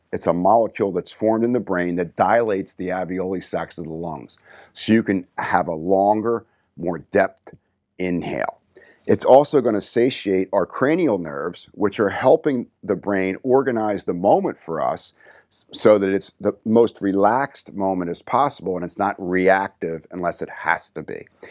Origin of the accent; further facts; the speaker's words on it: New Jersey, United States; growing up in New Jersey, you get that little edge